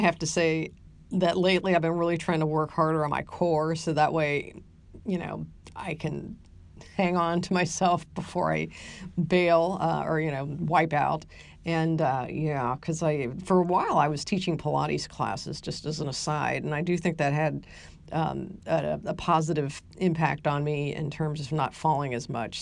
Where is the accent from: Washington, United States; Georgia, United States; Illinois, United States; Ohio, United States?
Ohio, United States; now in San Antonio, United States; growing up in Ohio